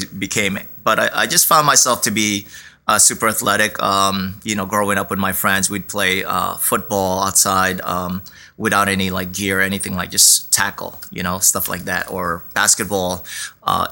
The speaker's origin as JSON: {"language": "English", "country": "Philippines", "tie": "born or raised there", "moved": "yes", "lives_now": "Brooklyn, New York, United States", "said": "in the Philippines, we wore our school uniform, a button down shirt, shorts"}